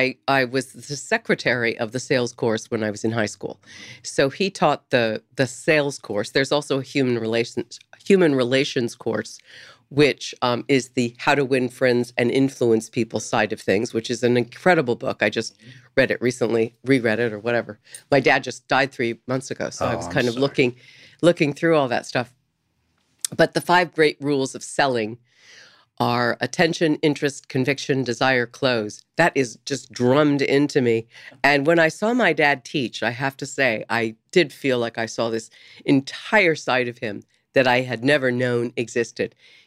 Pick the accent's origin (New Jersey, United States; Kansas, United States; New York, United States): Kansas, United States; Topeka; born there; I was born in Topeka, Kansas.